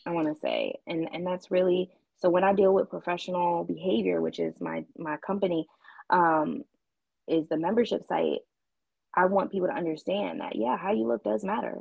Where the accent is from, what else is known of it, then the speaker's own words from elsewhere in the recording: Baltimore, Maryland, United States; moved away as an adult; also born or lived in Japan / Tucson, Arizona / London / Atlanta; I am originally from Baltimore, Maryland